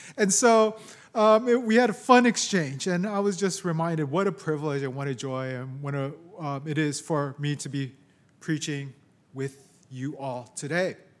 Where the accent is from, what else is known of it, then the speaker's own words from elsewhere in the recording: San Francisco, California, United States; also born or lived in Japan; I was born here in San Francisco, raised here, lived most of my life here